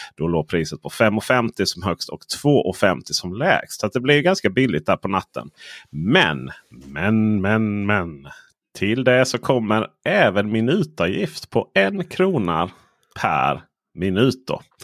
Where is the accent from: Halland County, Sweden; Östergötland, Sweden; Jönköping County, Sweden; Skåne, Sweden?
Skåne, Sweden; som skåning